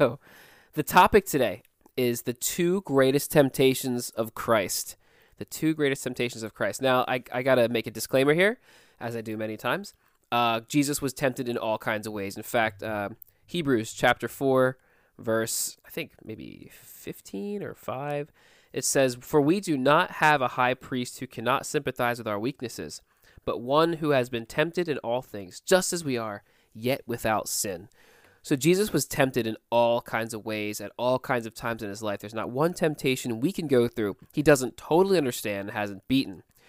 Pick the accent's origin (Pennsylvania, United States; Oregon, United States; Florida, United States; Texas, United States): Pennsylvania, United States; Philadelphia; accent: Philly South Jersey; I heard a Philly South Jersey accent, you know, I kind of, you know, I'm from Philly, I'm South Jersey, you know, like, you know, that kind of accent